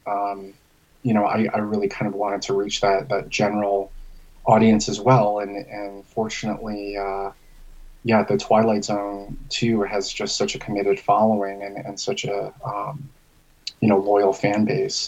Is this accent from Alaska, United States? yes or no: no; Albany, New York, United States; moved away as an adult; also born or lived in Kentucky; now in Tempe, United States; I actually am originally from upstate New York